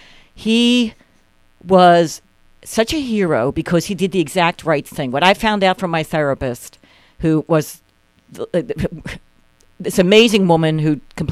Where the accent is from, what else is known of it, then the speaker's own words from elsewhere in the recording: Philadelphia, Pennsylvania, United States; I'm from North Philly.